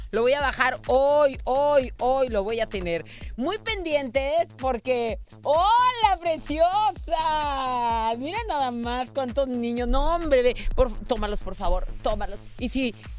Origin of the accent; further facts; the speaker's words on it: Mexico; nuestro país como buenos mexicanos